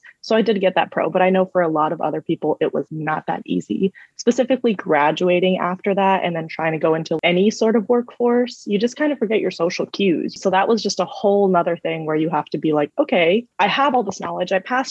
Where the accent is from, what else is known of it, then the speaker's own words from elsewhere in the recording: California, United States; I was raised in the Valley, in the San Fernando Valley in California, which isn't the safest area, but it's not the worst.